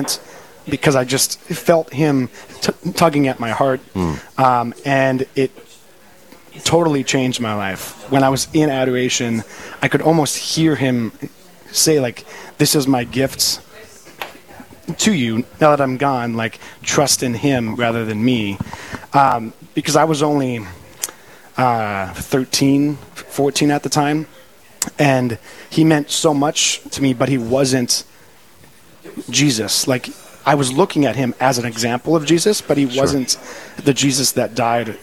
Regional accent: Crookston, Minnesota, United States; also born or lived in Bismarck, North Dakota; I grew up in Crookston

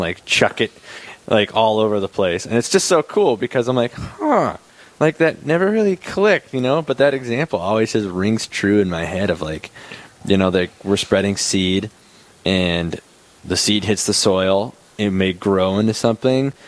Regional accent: Bismarck, North Dakota, United States; now in Aberdeen, United States; I'm originally from Bismarck

